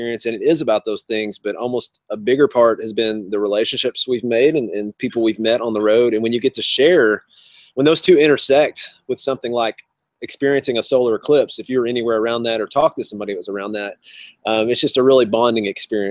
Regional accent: Cookeville, Tennessee, United States; We're in our hometown of Cookeville, Tennessee.

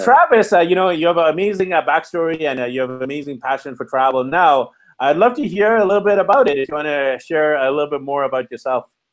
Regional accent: Canada; I'm from Canada. I'm not in Canada right now. I'm in Mexico

